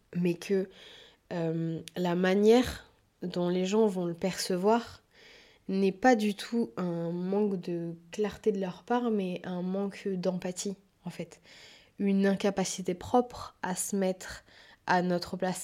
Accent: France; petite occidentale qui a toujours vécu en France

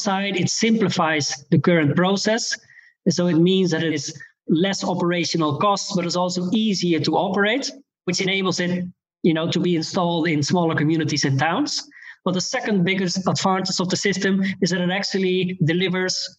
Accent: Netherlands; I'm from the Netherlands

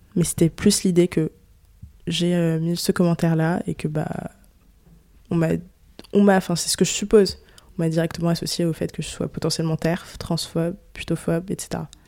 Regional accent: France; je suis née en France

